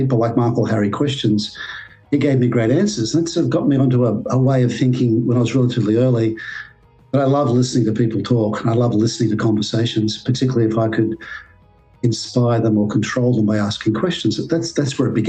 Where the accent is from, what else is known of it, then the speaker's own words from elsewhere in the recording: Sydney, New South Wales, Australia; I'm from Manly in Sydney, Australia